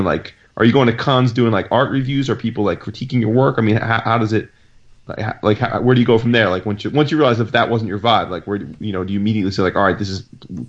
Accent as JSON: {"language": "English", "region": "New Jersey", "country": "United States", "said": "Jersey represent is what you're trying to say. I'm from Jersey."}